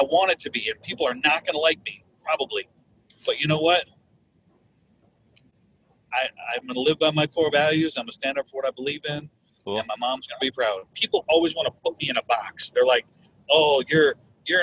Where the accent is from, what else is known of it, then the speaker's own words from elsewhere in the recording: Minneapolis, Minnesota, United States; I'm from Minneapolis